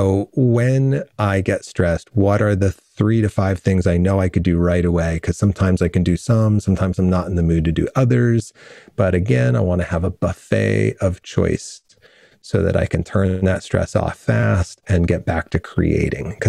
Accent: New Rochelle, New York, United States; born there; My family's from Brooklyn. All my siblings are born in Brooklyn. I was born in New Rochelle and then we moved, you know, out into the country.

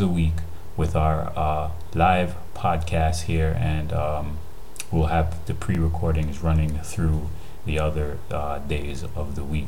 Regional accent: Jamaica; the way we live, how we eat, our foods, and our cultures here in Jamaica

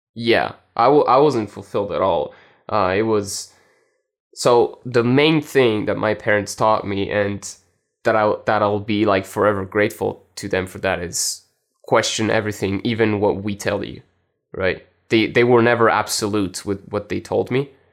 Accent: Italy; also born or lived in France; I was born in France and, uh, I grew up in Italy.

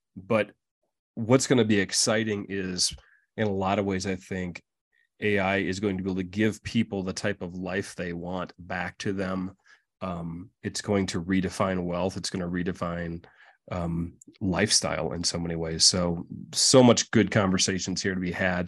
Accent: Midwest, United States; now in Colorado, United States; us Midwesterners in Colorado

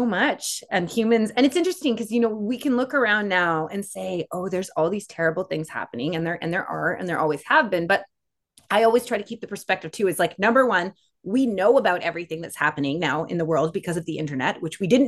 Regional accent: Canada; we're Canada

